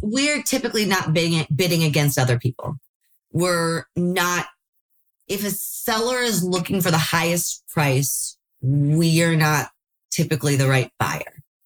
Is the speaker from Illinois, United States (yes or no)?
yes; Chicago, Illinois, United States; now in California, United States; I am from Chicago, started seeing deals in Chicago